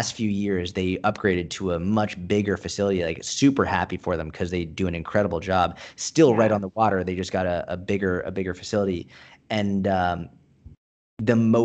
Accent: Boston, Massachusetts, United States; moved away; I grew up in Boston

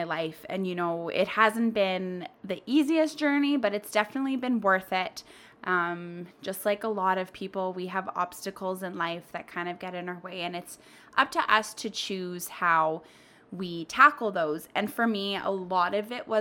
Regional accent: Winnipeg, Manitoba, Canada; I am from Winnipeg. That is in Canada, so we are a snowy little city.

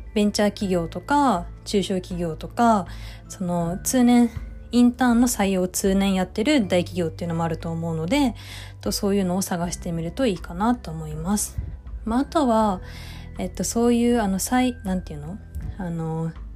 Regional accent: Tokyo, Japan; 私は実家が東京なので実家から通っていました

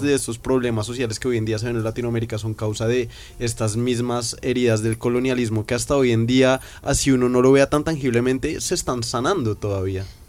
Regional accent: Bogotá, Colombia; nosotros somos de Bogotá, de una ciudad grande

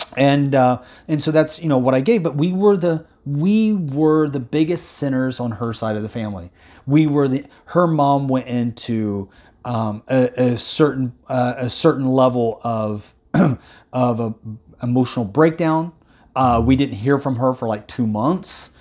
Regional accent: Indiana, United States; moved away; Indiana, my home state where I was born and raised

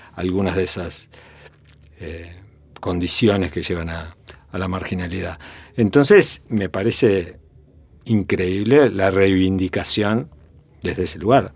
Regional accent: Montevideo, Uruguay; en, la casa familiar, acá en Montevideo, con cinco años

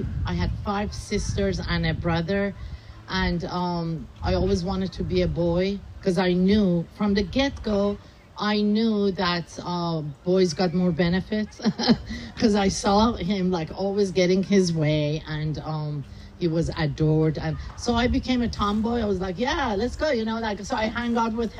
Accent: Tehran, Tehran Province, Iran; moved away; I was born and raised in Tehran, Iran

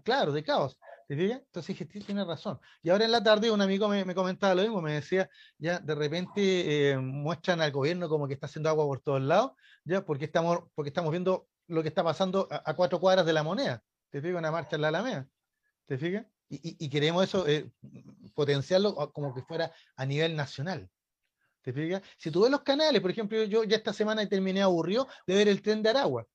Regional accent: Chile; como chilenos

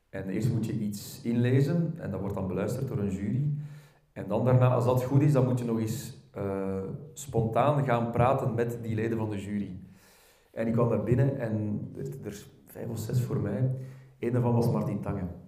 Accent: Belgium; accent: verkavelingsvlaams; ik merk als ik gewoon praat in mijn, in mijn eigen dialect of verkavelingsvlaams, hoe je het ook wil noemen, met vrienden

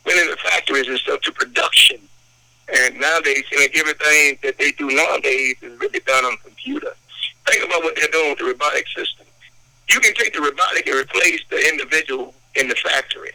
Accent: Shreveport, Louisiana, United States; I was born and raised in the Shreveport

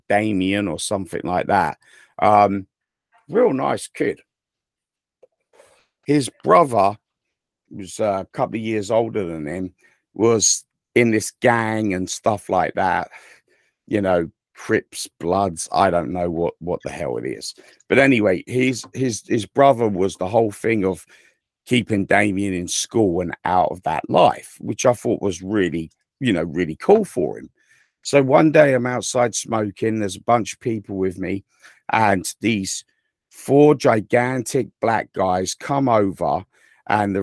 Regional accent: England, United Kingdom; accent: English; now in United States; I am from England

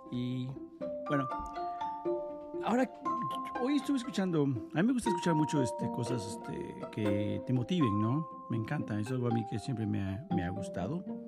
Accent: Mexico; Yo soy de México

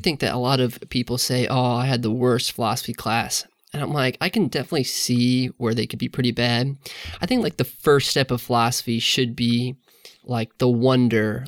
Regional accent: the Northland, Missouri, United States; I grew up in the Northland, uh, north of the river

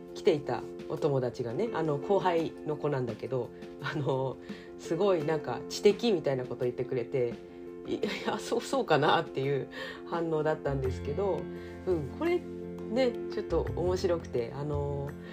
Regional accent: Kanagawa, Japan; now in Ibaraki, Japan; 私神奈川出身

